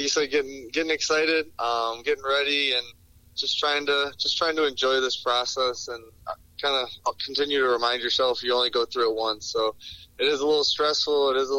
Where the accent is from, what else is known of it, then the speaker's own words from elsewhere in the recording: Detroit, Michigan, United States; Obviously growing up in Detroit, you kind of watch the Lions the most.